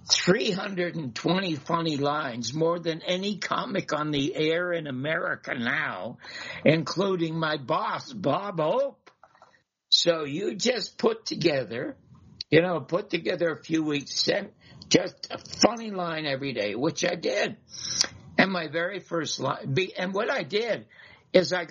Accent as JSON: {"language": "English", "country": "Canada", "moved": "yes", "said": "I was just from Canada, and I'm just an ordinary wasp"}